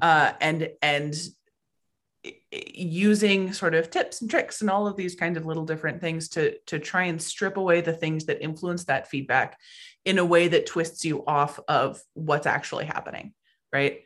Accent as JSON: {"language": "English", "town": "Anchorage", "region": "Alaska", "country": "United States", "tie": "born or raised there", "also_born_or_lived": "Oregon", "moved": "as an adult", "said": "I was born and raised in Anchorage, Alaska."}